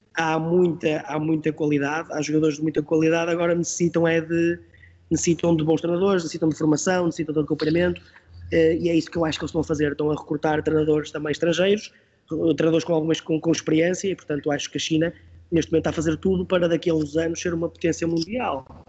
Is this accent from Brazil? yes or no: no; Porto, Norte, Portugal; eu sou do Porto